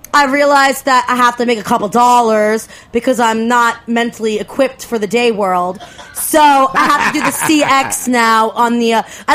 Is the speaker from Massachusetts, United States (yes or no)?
no; Smithtown, New York, United States; also born or lived in Bushwick, Brooklyn, New York; I am from Smithtown, New York.